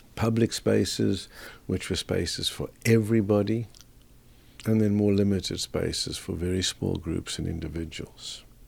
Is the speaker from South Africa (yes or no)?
yes; South Africa; moved away as an adult; also born or lived in Canada / Australia; now in Canberra, Australia; Being a South African, I grew up in the apartheid era